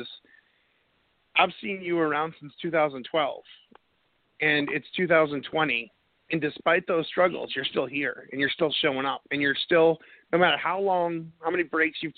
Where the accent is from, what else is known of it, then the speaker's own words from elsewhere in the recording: New England, United States; now in North Carolina, United States; I'm from New England